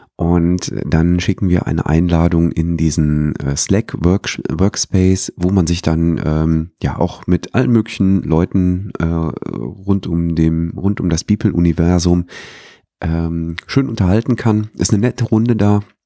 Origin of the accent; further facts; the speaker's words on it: Herzogenrath, North Rhine-Westphalia, Germany; in meiner Heimatstadt